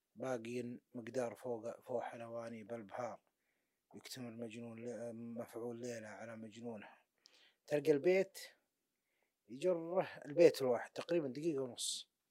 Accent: Najd, Saudi Arabia; عندنا في نجد

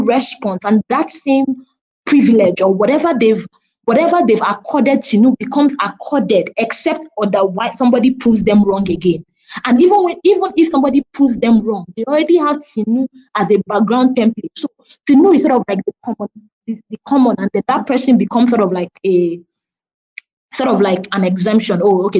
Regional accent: Nigeria; which part of Africa are you from? You said, oh, I'm Nigerian.

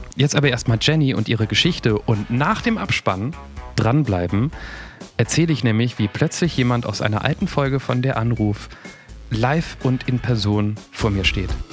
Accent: Nieder-Olm, Rhineland-Palatinate, Germany; Niederolm, da wo ich herkomme, kleines Kaff

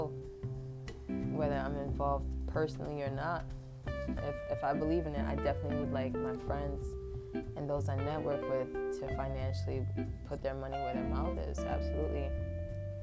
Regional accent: New York, United States; I'm also from New York

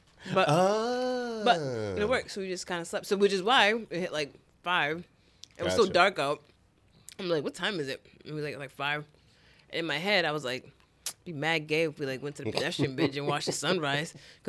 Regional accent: Providence, Rhode Island, United States; we're from Providence.

